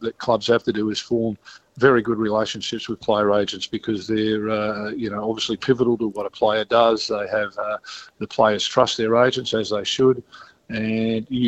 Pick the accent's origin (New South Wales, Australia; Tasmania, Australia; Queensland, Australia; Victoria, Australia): New South Wales, Australia; Stockton; I grew up in Stockton